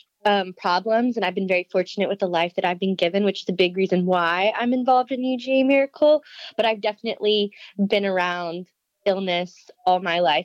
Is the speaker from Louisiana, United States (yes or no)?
yes; Louisiana, United States; moved away as an adult; I'm out of state. I'm from Louisiana.